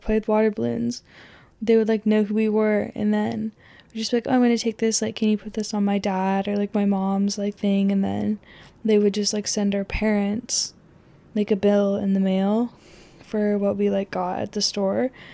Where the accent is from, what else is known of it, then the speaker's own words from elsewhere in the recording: Pacific Northwest, Oregon, United States; growing up in the Pacific Northwest in general. I grew up also in really close proximity to, like, I think it's the biggest state park in Oregon.